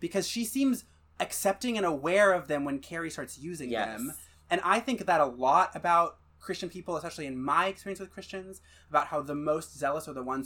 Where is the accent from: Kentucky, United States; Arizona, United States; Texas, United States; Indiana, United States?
Kentucky, United States; Louisville; moved away as an adult; also born or lived in New York; I was born in Fern Creek here in Louisville, Kentucky.